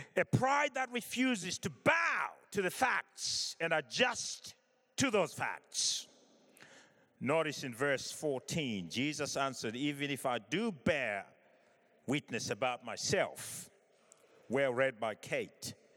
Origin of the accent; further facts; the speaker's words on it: Zimbabwe; I was born in Africa, in Zimbabwe